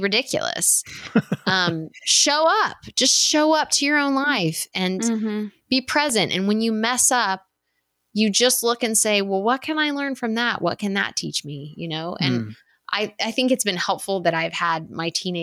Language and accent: English; West Texas, United States; I grew up in West Texas